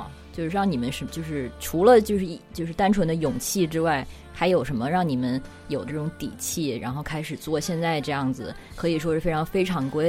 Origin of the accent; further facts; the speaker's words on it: China; 我觉得现在在国内就是出生长大的小孩儿，从小都已经是这样了。什么？我妈妈给我报了一个什么什么奥林匹克英语班之类的，我们三岁开始去上英语班，都是这样子的。